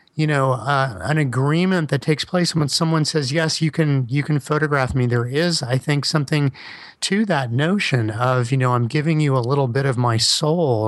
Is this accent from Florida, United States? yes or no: yes; Miami, Florida, United States; I'm from Miami, but my dad was born in Brooklyn